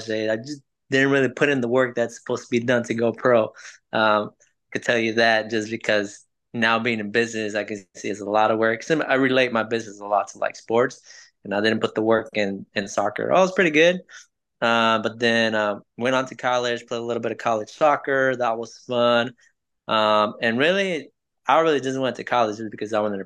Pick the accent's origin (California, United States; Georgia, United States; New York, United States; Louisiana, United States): California, United States; Los Angeles; English is a second language; moved away as an adult; now in Jeffersonville, United States; But I'm originally from California, from LA. That's where I was born and raised, went to school there, went to high school, lived all my life there